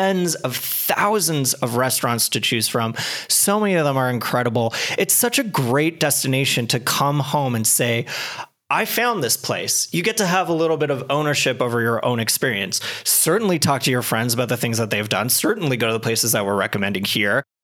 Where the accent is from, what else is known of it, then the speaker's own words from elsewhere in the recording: Canada; I grew up in Canada. I was born with skis on.